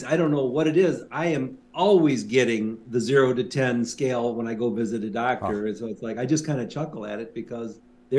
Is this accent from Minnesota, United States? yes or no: yes; Minneapolis, Minnesota, United States; Amy, didn't you and I say we're from Minneapolis?